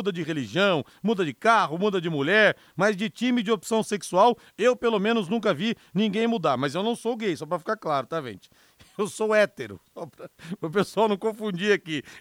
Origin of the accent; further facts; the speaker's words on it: São José dos Campos, São Paulo, Brazil; quando eu era criança pequena em São José dos Campos, carregava a bandeira do São Paulo Futebol Clube.